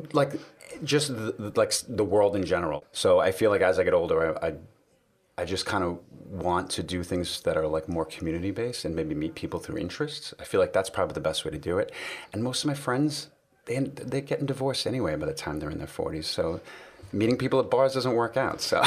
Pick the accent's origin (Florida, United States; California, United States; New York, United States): New York, United States; New York City; I grew up in New York City